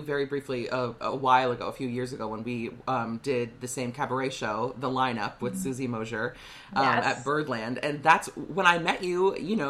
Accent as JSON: {"language": "English", "region": "Minnesota", "country": "United States", "said": "I'm from Minnesota"}